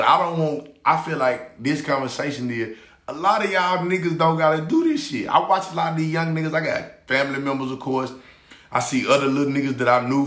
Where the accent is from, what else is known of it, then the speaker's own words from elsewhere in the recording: Memphis, Tennessee, United States; I'm from Memphis